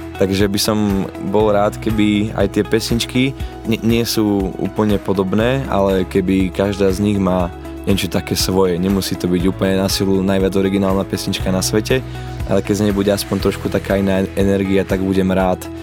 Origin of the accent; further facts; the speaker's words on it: Lučenec, Banská Bystrica Region, Slovakia; Narodil sa mladý šuhaj v Lučenci